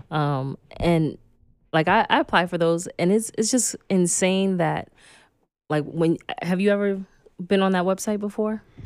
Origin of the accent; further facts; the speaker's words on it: New York City, New York, United States; also born or lived in Los Angeles / Oakland; when I grew up in Red Hook projects